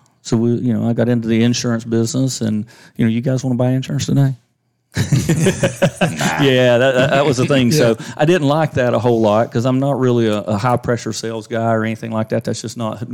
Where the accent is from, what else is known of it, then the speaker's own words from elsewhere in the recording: Walhalla, United States; born and raised in Walhalla